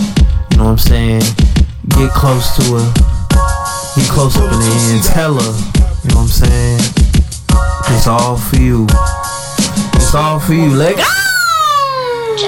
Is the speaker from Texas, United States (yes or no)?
no; Atlanta, Georgia, United States; I'm from Atlanta